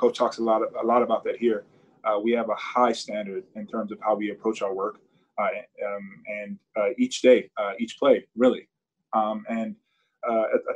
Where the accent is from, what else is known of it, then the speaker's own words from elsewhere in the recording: United States; as an American, a proud American